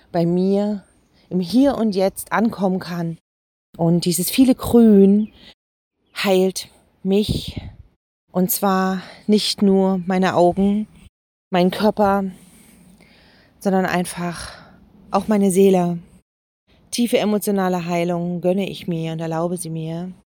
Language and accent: German; Jena, Thuringia, Germany; Eine Terrasse mit dem Blick weit über meine Heimatstadt Jena.